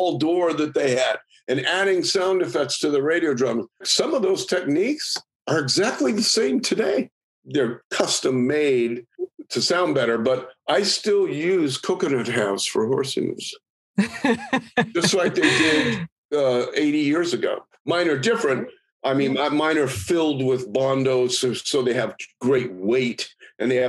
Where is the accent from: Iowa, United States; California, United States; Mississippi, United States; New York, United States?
California, United States; San Francisco; I was in high school and I grew up in San Francisco